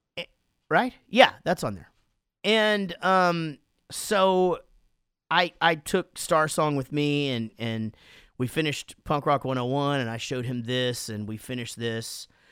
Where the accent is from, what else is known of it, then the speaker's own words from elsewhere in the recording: Wichita Falls, Texas, United States; Wichita Falls, my hometown